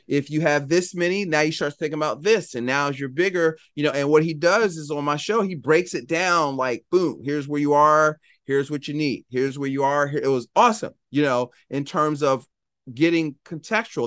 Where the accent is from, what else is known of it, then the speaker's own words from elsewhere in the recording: Philadelphia, Pennsylvania, United States; I'm from Philadelphia